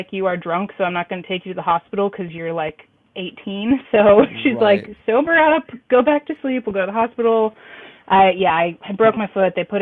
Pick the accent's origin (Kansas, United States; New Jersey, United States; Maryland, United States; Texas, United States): Kansas, United States; southeast; now in Missouri, United States; everyone around here, they call it like the SEK area, southeast Kansas